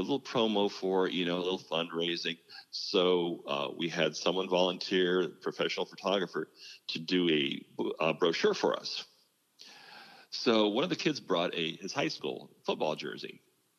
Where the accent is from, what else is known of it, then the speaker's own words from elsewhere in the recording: Wayne County, Ohio, United States; I grew up in Wayne County, Ohio